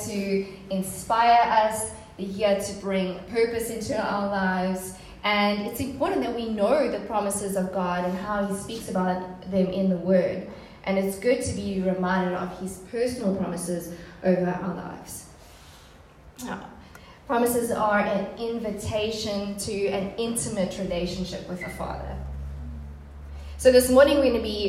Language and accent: English; Port Elizabeth, Eastern Cape, South Africa; I'm originally from Port Elizabeth